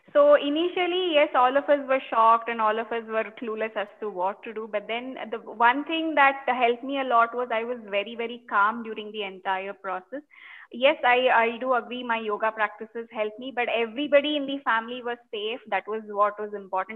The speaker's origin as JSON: {"language": "English", "town": "Bangalore", "region": "Karnataka", "country": "India", "said": "I'm from Bangalore"}